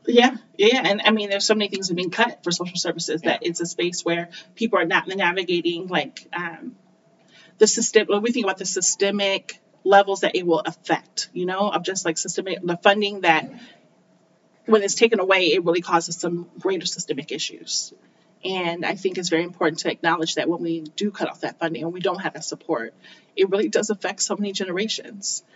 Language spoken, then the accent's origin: English; United States; accent: North American; also born or lived in South Korea; having that blue passport, having this North American accent.